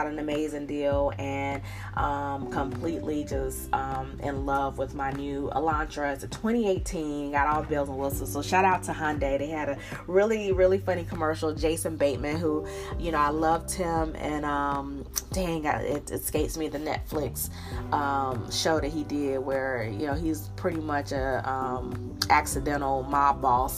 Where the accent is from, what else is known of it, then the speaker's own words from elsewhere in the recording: Charlotte, North Carolina, United States; now in Atlanta, United States; I live in Coke country, but I'm from Charlotte, North Carolina